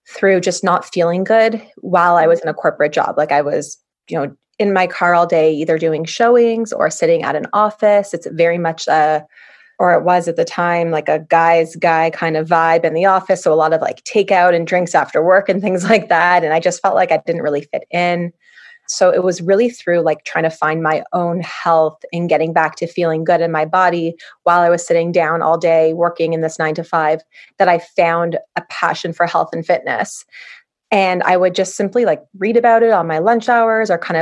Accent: Toronto, Ontario, Canada; I was born and raised in Toronto

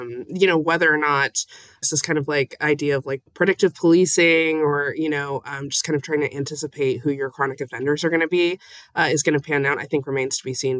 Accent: Las Vegas, Nevada, United States; moved away as an adult; I'm, I'm from Las Vegas and, you know, I was born here and I actually used to go to school downtown

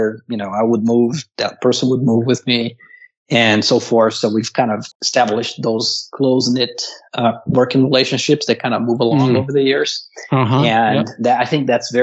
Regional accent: Brazil; moved away as an adult; now in United States; I grew up in Brazil, came to the U.S. in 2003 on a work visa.

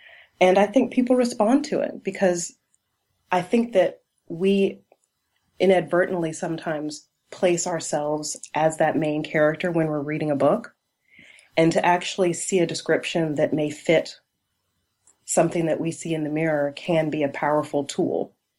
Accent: Charleston, South Carolina, United States; my hometown of Charleston, South Carolina.

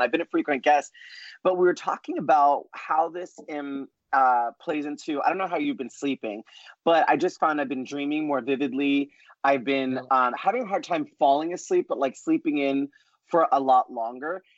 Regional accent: New York, United States; the Puerto Rican Italian talkative Broadway kid that I am from New York

